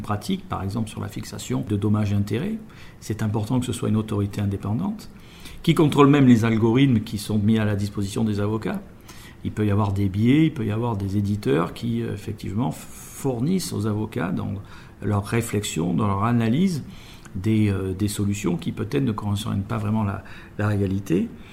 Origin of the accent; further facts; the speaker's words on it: France; chez nous en France